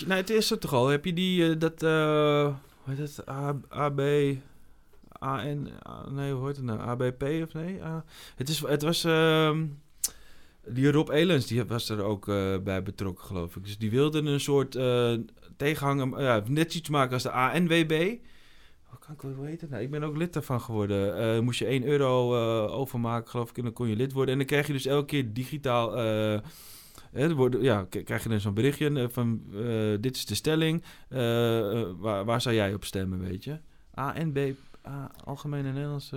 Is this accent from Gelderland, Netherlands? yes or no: no; Almere, Flevoland, Netherlands; ik kom uit Almere, maar Almere is natuurlijk gewoon de, de, de grote woonwijk van Amsterdam